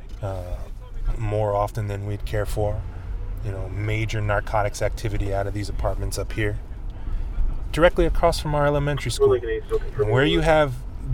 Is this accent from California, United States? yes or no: yes; Oakland, California, United States; 5 generations of my family have been born and raised in Oakland